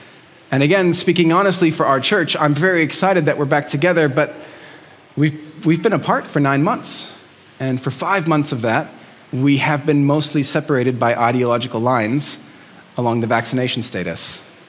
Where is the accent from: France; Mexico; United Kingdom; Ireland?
Mexico; Mexico City; I grew up in Mexico City.